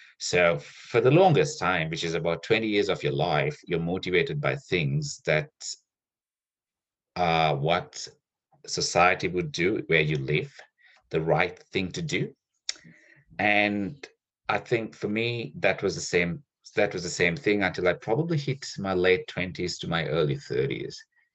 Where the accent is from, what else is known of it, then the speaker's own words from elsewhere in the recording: Sri Lanka; now in Australia; I grew up in Sri Lanka where there was a 30-year civil war